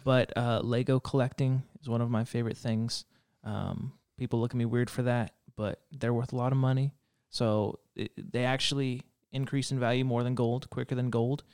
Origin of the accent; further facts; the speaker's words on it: Reno, Nevada, United States; moved away as an adult; I grew up in Reno, Nevada, not Nevada.